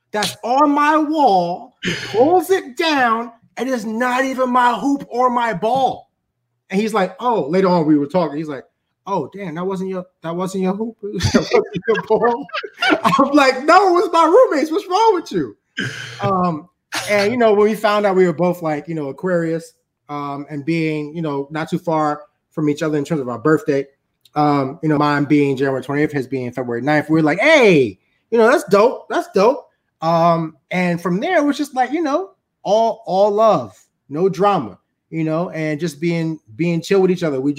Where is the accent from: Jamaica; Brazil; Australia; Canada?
Jamaica; You know, so until I go to Haiti, right, I'm Jamaican.